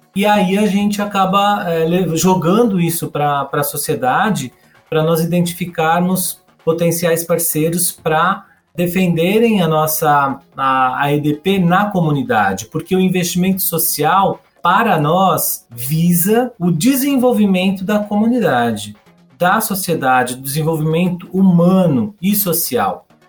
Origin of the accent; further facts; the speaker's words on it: São Paulo, Brazil; eu sou de São Paulo também, eu vivo e trabalho aqui nessa grande metrópole.